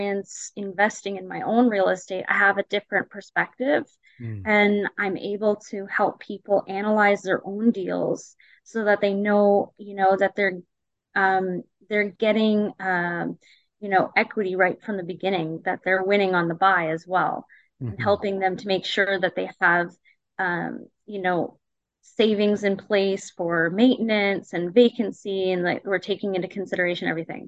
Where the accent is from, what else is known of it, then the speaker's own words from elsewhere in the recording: North Bay, Ontario, Canada; moved away; I'm from North Bay and I have a lot of family there, so I visit lots